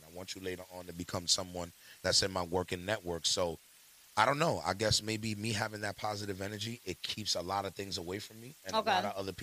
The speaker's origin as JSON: {"language": "English", "town": "New York City", "region": "New York", "country": "United States", "said": "I'm from the Bronx, New York"}